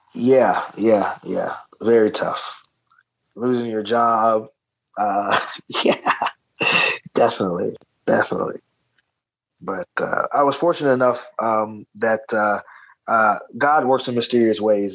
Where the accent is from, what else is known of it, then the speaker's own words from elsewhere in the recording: Atlanta, Georgia, United States; my hometown here in Atlanta, Georgia.